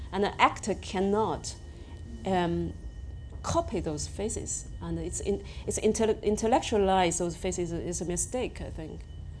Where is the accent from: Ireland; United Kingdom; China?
China; English is a second language; because I came from the Chinese society, which very, very province and village based, and I went to the biggest city in China.